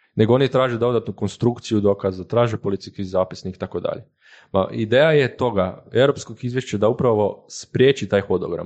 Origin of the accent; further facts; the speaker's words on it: Koprivnica, Koprivnica-Križevci County, Croatia; moved away as an adult; now in Zagreb, Croatia; dolazim inače iz Koprivnice, sad radim za njih